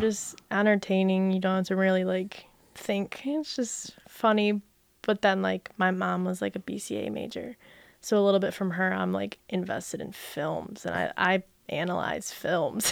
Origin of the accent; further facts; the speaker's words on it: Brighton, Michigan, United States; also born or lived in Jackson, Michigan; we moved to Brighton when I was one, and I've, well, now I'm not, but I grew up in Brighton.